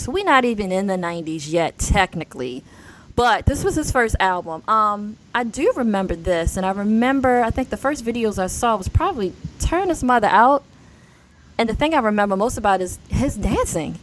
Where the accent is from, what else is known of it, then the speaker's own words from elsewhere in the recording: Baltimore, Maryland, United States; I'm a girl from Baltimore who dreamed of producing her own show, and here we are. I'm in sunny Baltimore.